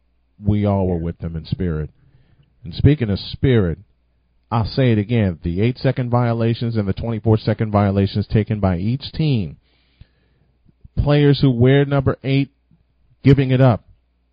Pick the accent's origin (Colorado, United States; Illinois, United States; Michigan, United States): Illinois, United States; Chicago; My hometown, in Chicago.